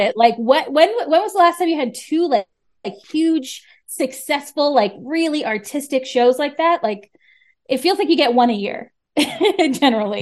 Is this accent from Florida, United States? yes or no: yes; Florida, United States; moved away as an adult; now in New York, United States; I'm from Florida originally